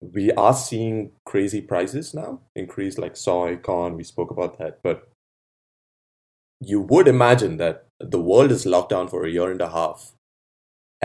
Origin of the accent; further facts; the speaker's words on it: Bangalore, Karnataka, India; when I grew up in India, Bangalore